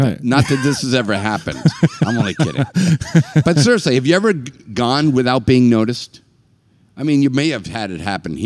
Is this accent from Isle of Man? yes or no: no; Northeast, United States; I am definitely from the Northeast